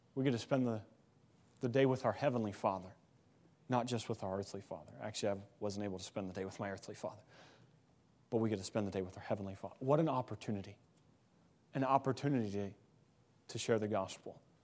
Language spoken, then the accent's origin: English; Missouri, United States; moved away; I come, I come from Missouri. Grew up in Missouri, Midwest.